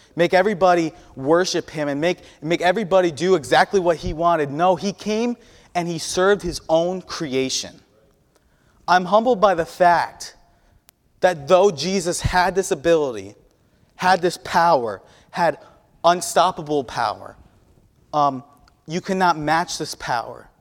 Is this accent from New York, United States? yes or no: yes; New York, United States; moved away; I'm from the Northeast